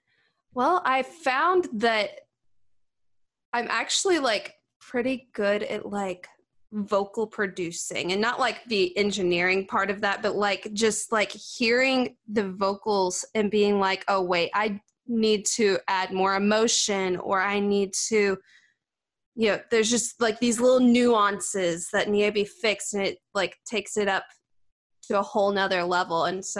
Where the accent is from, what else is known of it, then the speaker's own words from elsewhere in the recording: Sykeston, North Dakota, United States; now in Nashville, United States; did all kinds of gigs in Sykeston and the surrounding areas. And yeah, I was pretty active back in my hometown.